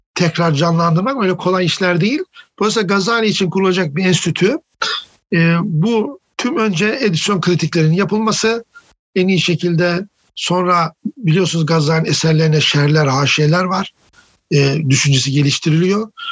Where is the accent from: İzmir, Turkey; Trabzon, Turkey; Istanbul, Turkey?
Trabzon, Turkey; Of; Karadenizliyim, ofluyum